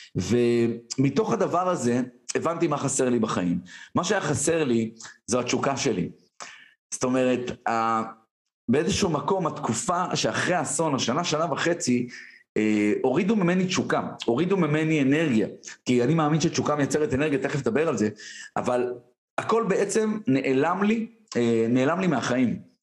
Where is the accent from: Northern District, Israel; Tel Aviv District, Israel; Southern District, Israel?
Northern District, Israel; Tiberias; גדלתי בשיכון ד' בטבריה